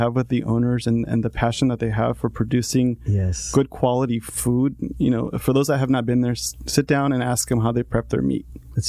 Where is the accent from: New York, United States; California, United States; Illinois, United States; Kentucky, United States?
California, United States; La Habra; also born or lived in Jalisco, Mexico; So I grew up in La Habra, and I was there pretty much my entire life. I went to Sonora High School, went to Fullerton College, went to Cal State Fullerton, pursued a business degree. And then prior to La Habra, I was actually born in Mexico, in Jalisco